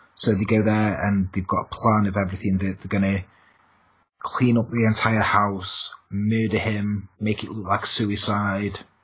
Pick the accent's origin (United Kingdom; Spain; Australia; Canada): United Kingdom; England; I'm English